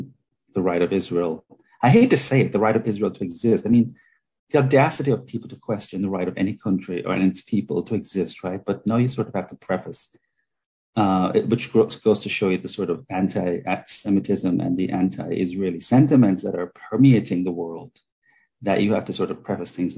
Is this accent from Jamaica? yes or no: yes; Jamaica; I grew up in Jamaica, and my grandmother's father was a Sephardic Jew